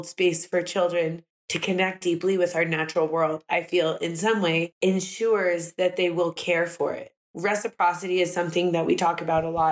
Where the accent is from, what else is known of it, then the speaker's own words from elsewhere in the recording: Santa Barbara, California, United States; moved away as an adult; now in South Lake Tahoe, United States; I grew up near Santa Barbara